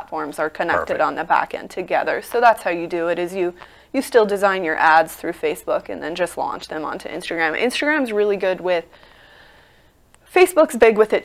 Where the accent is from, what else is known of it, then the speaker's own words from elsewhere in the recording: Nevada, United States; I'm from Nevada. I'm not Vegas local, but I am Nevada native